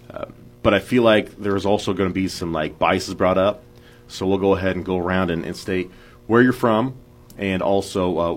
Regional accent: Union Star, Missouri, United States; I'm from Union Star, Missouri. Graduated in uh, 2007. Uh, got to Northwest.

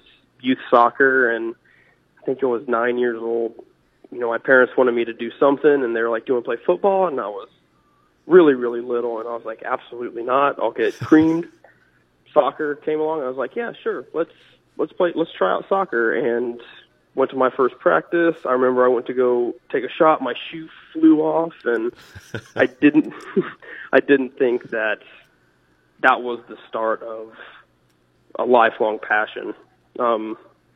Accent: Savannah, Missouri, United States; now in Maryville, United States; growing up in Savannah, Missouri, in high school

